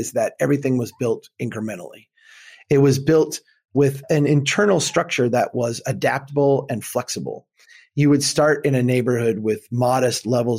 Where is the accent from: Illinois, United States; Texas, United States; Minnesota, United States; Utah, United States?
Minnesota, United States; I'm from Minnesota